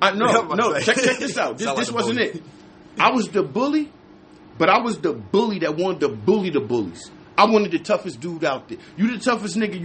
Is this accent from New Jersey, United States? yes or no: yes; New Jersey, United States; I'm from Jersey